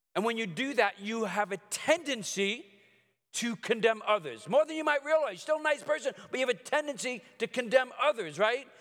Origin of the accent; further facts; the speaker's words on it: New York City, New York, United States; I grew up in Brooklyn